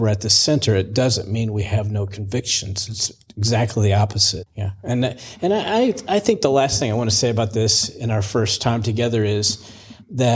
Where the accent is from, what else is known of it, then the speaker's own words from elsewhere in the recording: Missouri, United States; moved away; also born or lived in Virginia; I grew up in Missouri, moved to Virginia